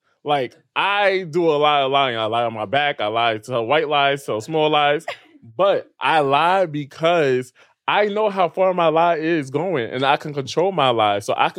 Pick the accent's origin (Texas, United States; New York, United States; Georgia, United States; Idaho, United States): Texas, United States; Houston; I'm from Houston, Texas.